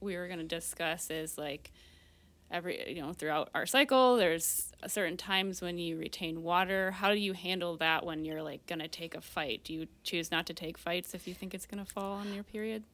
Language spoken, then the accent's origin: English; Marine City, Michigan, United States; I grew up in Marine City